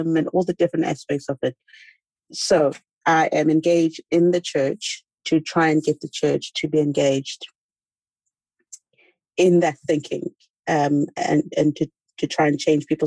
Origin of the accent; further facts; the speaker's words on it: South Africa; moved away as an adult; also born or lived in Washington, DC, United States; I am in South Africa. I'm South African.